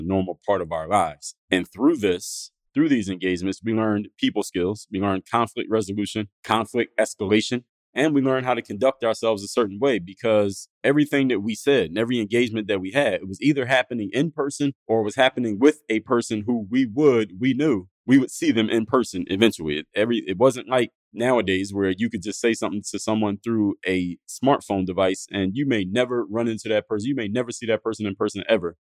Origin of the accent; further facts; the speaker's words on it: Philadelphia, Pennsylvania, United States; I'm from Philadelphia, Pennsylvania